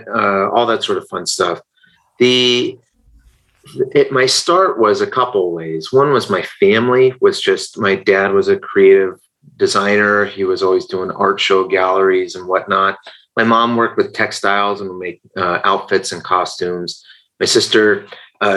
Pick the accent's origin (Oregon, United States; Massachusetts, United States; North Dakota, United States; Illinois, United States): Oregon, United States; Portland; Born and raised in Portland, Oregon